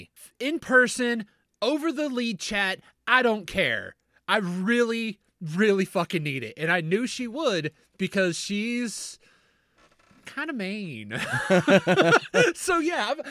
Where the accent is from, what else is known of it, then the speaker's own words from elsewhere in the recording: Southern Kentucky, United States; When we were raised in Southern Kentucky